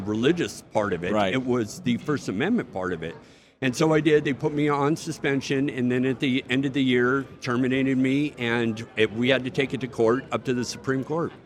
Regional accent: United States; I'm an American. I fought for my country

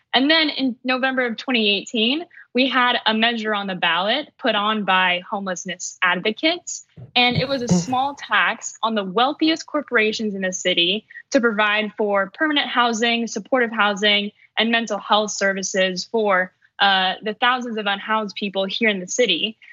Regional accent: Long Beach, California, United States; now in Bay Area, United States; I'm originally from Long Beach, California. I lived in California my whole life

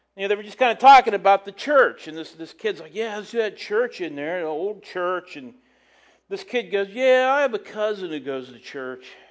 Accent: United States; as an American

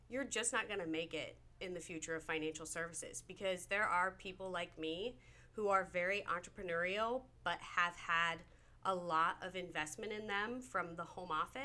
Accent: Nebraska, United States; I'm from Nebraska. There's not a lot of oceans where I come from

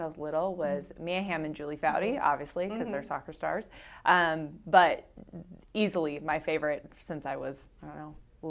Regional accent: Orange County, California, United States; also born or lived in Tampa; now in Folsom, United States; I grew up in Orange County.

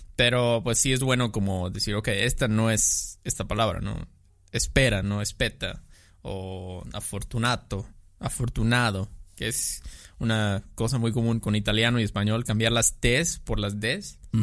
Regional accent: Mexico

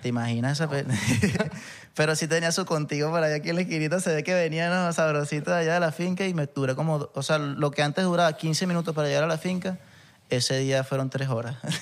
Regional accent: Punto Fijo / Santa Ana, Falcón, Venezuela; moved away; also born or lived in Valencia; yo que soy de Punto Fijo, que vengo más del llano, que no es llano porque en verdad es bien costeño, playero, pero me crié en Santana

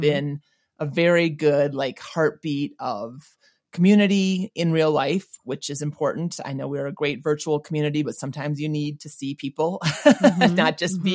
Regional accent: Minnesota, United States; moved away; I grew up not in St. Paul, but in Minnesota.

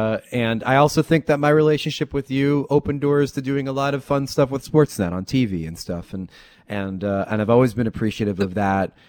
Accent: New Jersey, United States; I'm from Jersey

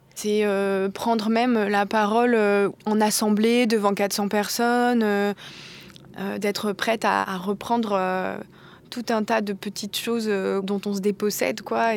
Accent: Cotentin, Normandy, France; je viens du Cotentin

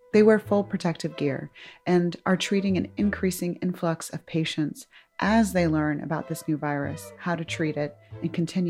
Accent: Atlanta, Georgia, United States; now in New York, United States; she and I grew up together in Atlanta

